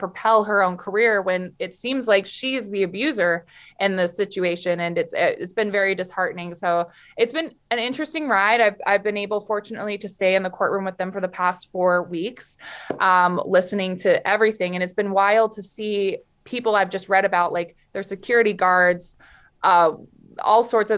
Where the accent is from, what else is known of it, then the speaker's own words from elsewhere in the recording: Florida, United States; born there; also born or lived in Canada; I was born in Florida, but I've lived most of my life in Canada. Now I'm back in Florida.